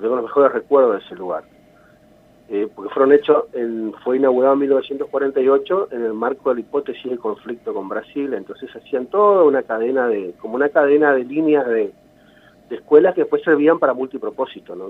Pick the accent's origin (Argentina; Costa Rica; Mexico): Argentina; Concepción de la Sierra, Misiones; yo me crié en San Isidro, que es la zona rural de Concepción